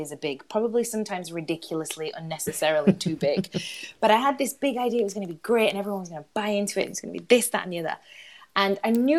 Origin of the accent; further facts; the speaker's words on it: Huddersfield, Yorkshire and the Humber, United Kingdom; moved away as an adult; now in London, United Kingdom; I grew up in Huddersfield